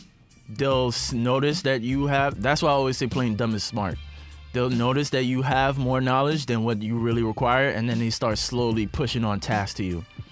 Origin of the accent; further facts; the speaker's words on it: New York, United States; If there's two things that will stress you out more than anything else being a New Yorker, it's like, really trying to find a place to live and trying to find a fucking job.